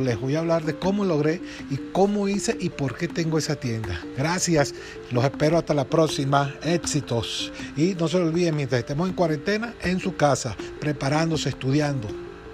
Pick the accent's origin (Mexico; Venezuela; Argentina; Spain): Venezuela; de aquí, de mi tierra, Venezuela